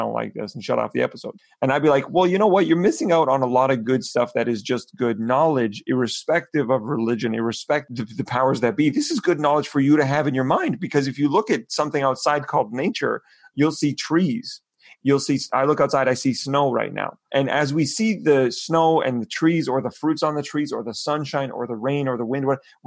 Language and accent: English; Canada; as Canadians